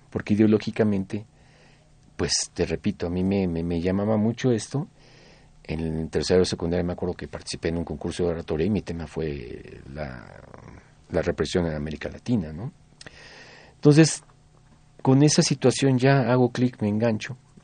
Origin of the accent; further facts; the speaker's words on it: Mexico City, Mexico; Yo vengo de Tepito, yo vivía en la calle de Vidal Coser